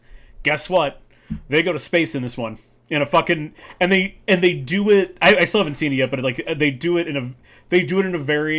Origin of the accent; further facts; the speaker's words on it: London, United Kingdom; I grew up in a city. I grew up in London.